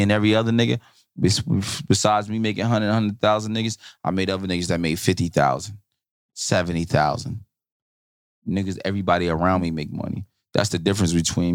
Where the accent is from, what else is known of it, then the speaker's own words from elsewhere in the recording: Newark, New Jersey, United States; I'm from Newark.